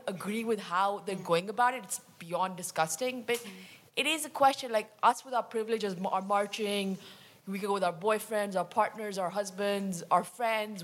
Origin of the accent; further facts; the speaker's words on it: Pakistan; I'm from Pakistan as well.